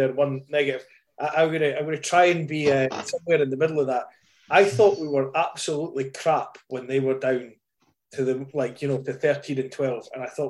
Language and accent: English; Scotland, United Kingdom; I'm Scottish